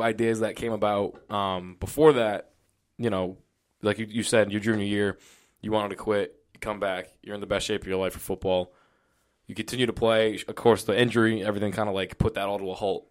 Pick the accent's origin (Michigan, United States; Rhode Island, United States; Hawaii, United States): Rhode Island, United States; accent: Rhode Island; that's just that Rhode Island accent